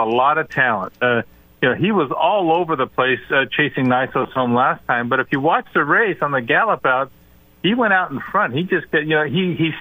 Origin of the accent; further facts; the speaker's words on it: Southern California, United States; Growing up in Southern California